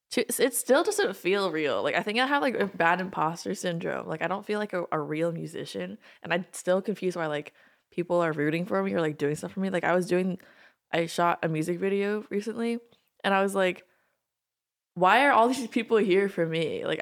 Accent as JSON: {"language": "English", "region": "Maryland", "country": "United States", "moved": "as an adult", "lives_now": "Los Angeles, United States", "said": "Both from Maryland."}